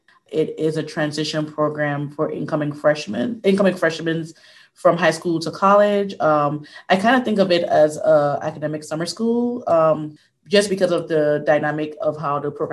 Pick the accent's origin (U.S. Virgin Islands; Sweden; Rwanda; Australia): U.S. Virgin Islands; I'm 30 years old. I'm from the Virgin Islands. I graduated from Virginia Union University, and I'm currently working at my master's at Appalachian State University.